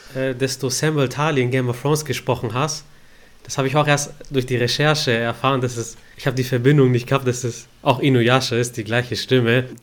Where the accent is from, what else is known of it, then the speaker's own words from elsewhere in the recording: Stuttgart, Baden-Württemberg, Germany; Ich als Stuttgarter